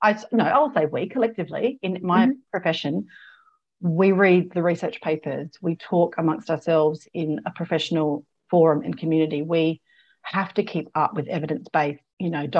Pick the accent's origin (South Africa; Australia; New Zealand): Australia; South Australia; also born or lived in Adelaide / London / Canada; I'm South Australian born. I was back in Adelaide, and I'd left by 21. So I was off traveling by 21. So in a couple of years out of school. So I didn't, and I'd grown up in a country town